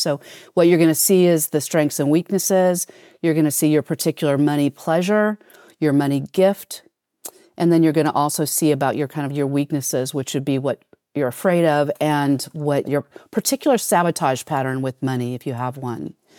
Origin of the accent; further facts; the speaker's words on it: United States; being an American